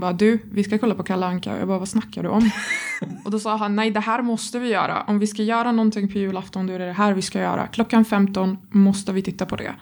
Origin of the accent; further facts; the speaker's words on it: Egypt; Swedish is a second language; now in Sweden; jag, jag växte inte upp i Sverige. Jag kommer från Egypten